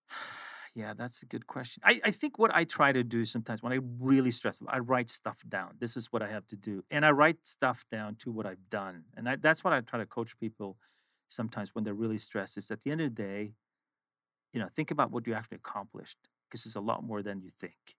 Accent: Sweden; moved away as an adult; also born or lived in London / Boston; originally I am from Sweden, where I grew up, went to high school and university

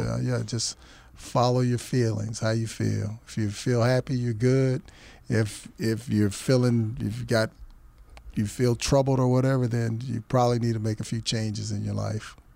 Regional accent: Kentucky, United States; now in Tucson, United States; I'm from Kentucky

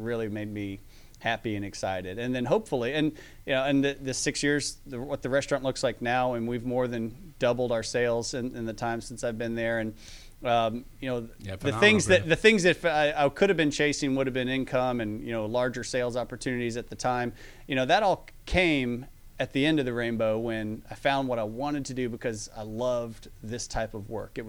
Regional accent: Atlanta, Georgia, United States; growing up in Atlanta

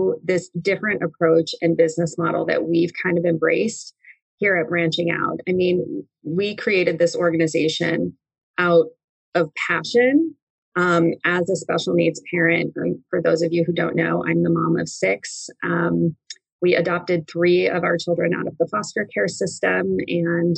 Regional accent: Highland, California, United States; moved away; I grew up in a smallish town in Southern California called Highland, California

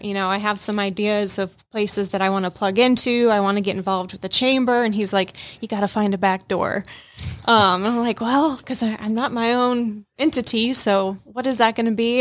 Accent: Rome, Georgia, United States; also born or lived in Minnesota; I was actually born in Minnesota, moved to Rome, Georgia when I was five, grew up here, like, kindergarten through my senior year of high school

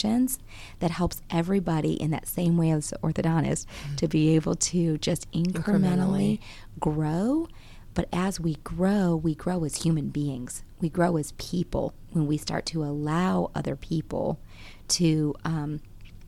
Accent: Grand Rapids, Michigan, United States; now in Georgia, United States; I grew up in Michigan, born and raised in Grand Rapids, Michigan

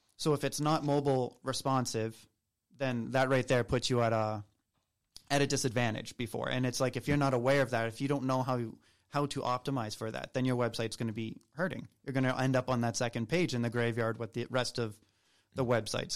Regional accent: Southern Maine, United States; moved away as an adult; also born or lived in Nicaragua / Peru; now in Atlanta, United States; I'm also not from Atlanta originally. Um, I'm from Southern Maine

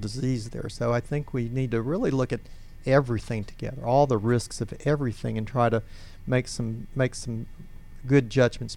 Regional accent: United States; I'm being American of fourth generation there

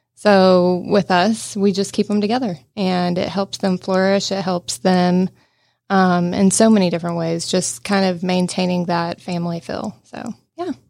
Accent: Cherokee County, Georgia, United States; I grew up in Cherokee County

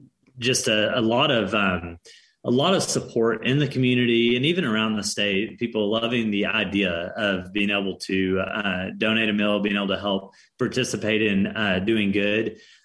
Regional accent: Arkansas, United States; also born or lived in Southern California; We lived in Southern California for a time. We're both from Arkansas. That's where we're based out of now.

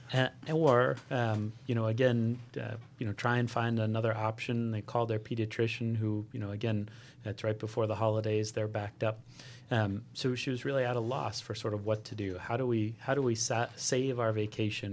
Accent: Hawaii, United States; I grew up in Hawaii

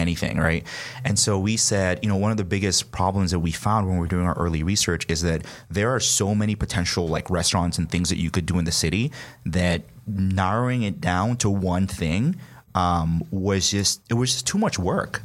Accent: Nigeria; moved away as an adult; also born or lived in New York; now in United States; I'm from Nigeria originally, uh, came here for college

